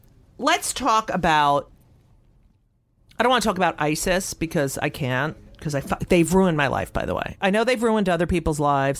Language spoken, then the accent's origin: English; Newark, New Jersey, United States; also born or lived in Elizabeth, New Jersey / Clark, New Jersey; I was born in Newark. Then we lived in Elizabeth. I was just born in Beth Israel Hospital. And then we moved to Clark.